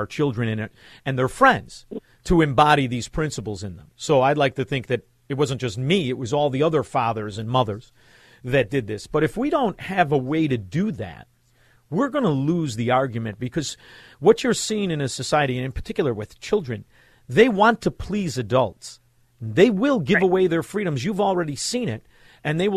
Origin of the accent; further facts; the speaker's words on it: Chicago, Illinois, United States; But I'm from Chicago